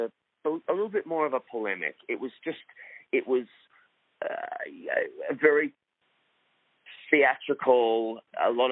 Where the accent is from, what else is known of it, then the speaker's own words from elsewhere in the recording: Melbourne, Victoria, Australia; also born or lived in Sydney; I was born in Melbourne. In Australia